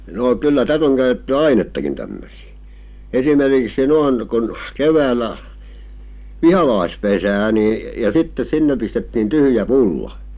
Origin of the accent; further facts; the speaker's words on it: Nurmo, South Ostrobothnia, Finland; olen syntynyt ja kasvanut siinä